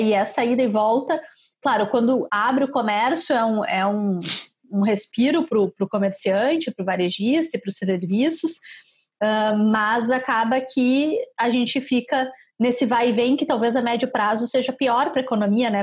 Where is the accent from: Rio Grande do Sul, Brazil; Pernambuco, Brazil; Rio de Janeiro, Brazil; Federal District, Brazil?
Rio Grande do Sul, Brazil; Caxias do Sul; moved away; eu sou de Caxias